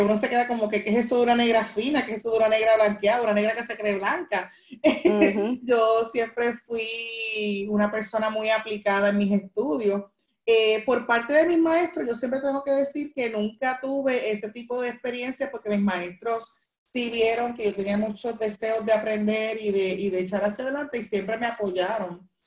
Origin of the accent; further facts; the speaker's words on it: Carolina, Puerto Rico; yo soy aquí de Carolina, eh, toda mi vida me crié aquí